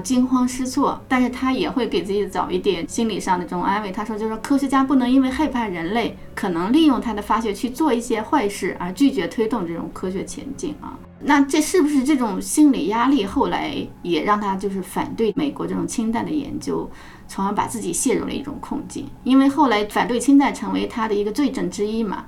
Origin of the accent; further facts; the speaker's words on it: China; 我们作为中国人会想，我们中国也失去了一代的年轻人啊，也失去了无数的民众或者财产